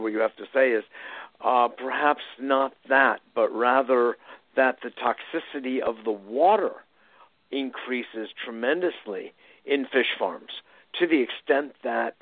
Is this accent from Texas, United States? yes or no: no; Connecticut, United States; when I was a teenager growing up in Connecticut